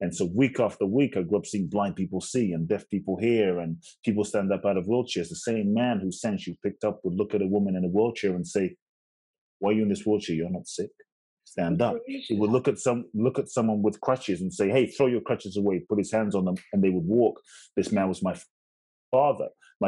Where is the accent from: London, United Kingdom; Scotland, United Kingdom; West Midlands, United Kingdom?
London, United Kingdom; also born or lived in Ghana / United States; I was born in Ghana, West Africa. My father's from Ghana, my mother's Japanese. I grew up in London and partly the US.